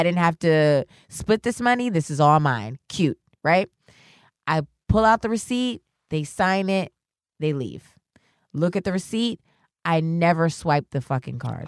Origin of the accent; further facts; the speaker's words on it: New York, United States; also born or lived in Worcester, Massachusetts; I'm from New York